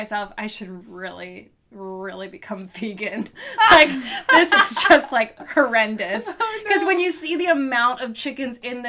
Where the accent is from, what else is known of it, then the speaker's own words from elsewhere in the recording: Harrisburg, Pennsylvania, United States; Growing up in Harrisburg